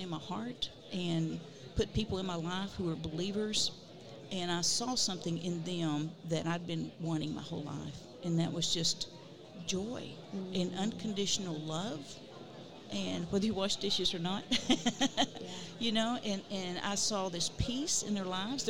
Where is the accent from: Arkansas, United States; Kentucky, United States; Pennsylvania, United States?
Arkansas, United States; Dierks; I grew up in Derricks, Arkansas